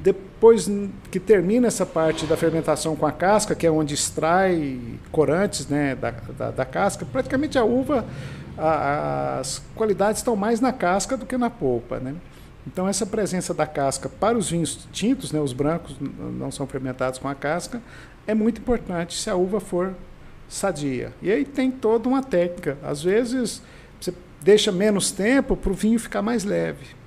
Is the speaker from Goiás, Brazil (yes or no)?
yes; Goiás, Brazil; eu venho do Vale do Araguaia